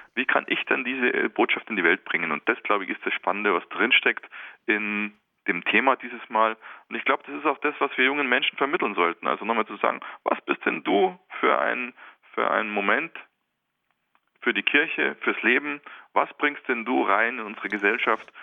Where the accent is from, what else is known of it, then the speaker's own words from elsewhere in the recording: Germany; bei uns in Deutschland